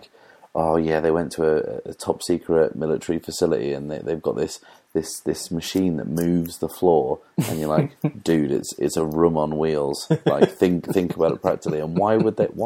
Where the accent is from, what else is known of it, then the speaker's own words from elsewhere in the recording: East Anglia, East of England, United Kingdom; growing up in East Anglia